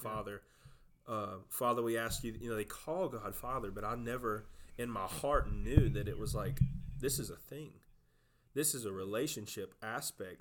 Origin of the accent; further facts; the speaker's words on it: South Georgia, United States; I'm from South Georgia, just as, just like you are, grew up on the same place